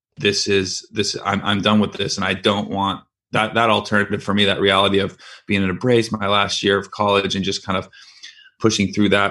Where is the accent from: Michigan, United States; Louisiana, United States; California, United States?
California, United States; San Francisco Bay Area; I'm from San Francisco Bay Area